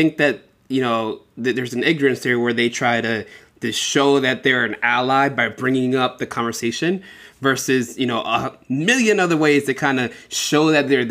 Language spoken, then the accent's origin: English; Philadelphia, Pennsylvania, United States; now in Seattle, United States; I'm from Philadelphia